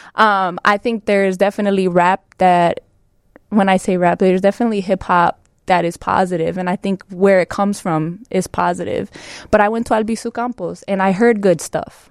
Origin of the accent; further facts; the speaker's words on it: Chicago, Illinois, United States; growing up in Pilsen